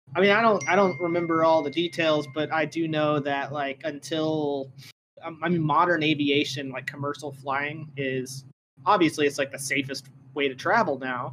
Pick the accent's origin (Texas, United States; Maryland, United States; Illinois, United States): Texas, United States; I grew up in Texas